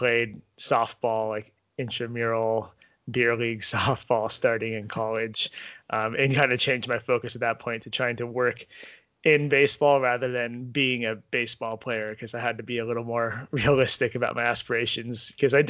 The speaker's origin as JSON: {"language": "English", "town": "Cupertino", "region": "California", "country": "United States", "tie": "born or raised there", "said": "I grew up in the San Francisco Bay Area, specifically in the city of Cupertino, which is next to San Jose"}